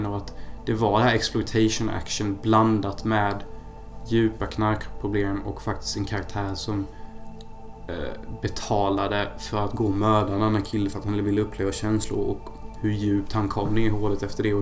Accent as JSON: {"language": "Swedish", "country": "Sweden", "said": "jag är fortfarande svensk by heart så det var ju mest alkohol ändå."}